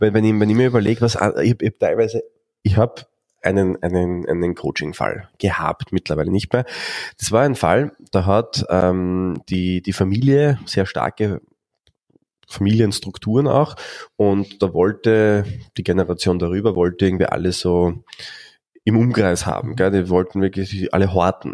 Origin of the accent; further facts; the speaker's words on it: Austria; bei uns in Österreich